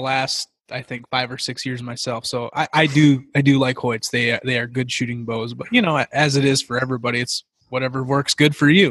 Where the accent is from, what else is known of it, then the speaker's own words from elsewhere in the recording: Minnesota, United States; moved away; also born or lived in Montana; I grew up in Minnesota hunting, you know, in the Midwest. So when I moved out to Montana